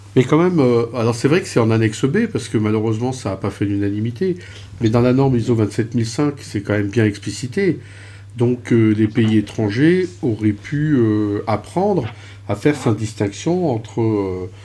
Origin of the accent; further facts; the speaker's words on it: France; en tant que Français